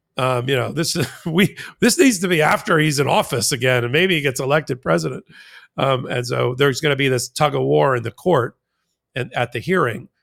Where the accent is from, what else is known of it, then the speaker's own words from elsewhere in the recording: Jersey Shore, New Jersey, United States; I'm from the Jersey Shore